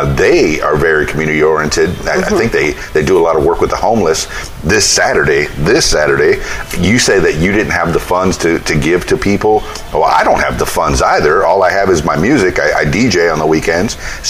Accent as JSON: {"language": "English", "town": "Miami", "region": "Florida", "country": "United States", "lives_now": "Conway, United States", "said": "I'm also a Conway, Arkansas resident now. I'm from Miami, Florida, and I got here in 2009."}